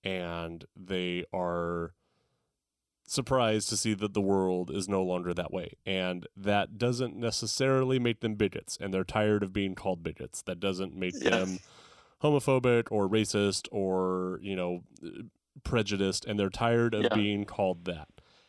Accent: Tulare, California, United States; I'm from Tulare.

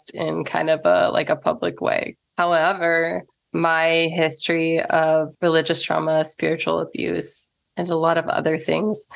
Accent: Missouri, United States; also born or lived in Illinois; I grew up in Missouri and Illinois, just across the river from Illinois.

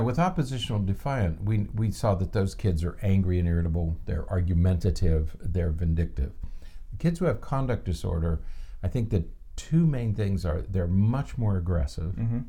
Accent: the North, United States; moved away; I grew up in the North

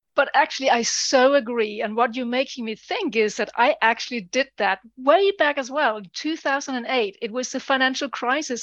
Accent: Denmark; moved away as an adult; now in United Kingdom; I'm originally from Denmark. I've lived over twenty years in the U K.

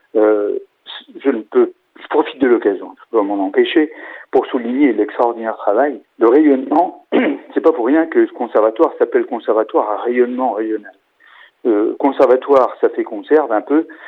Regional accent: Angers, Pays de la Loire, France; chez nous à Angers

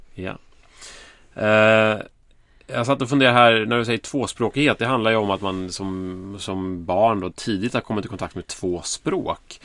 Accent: Sweden; vi som svenskar

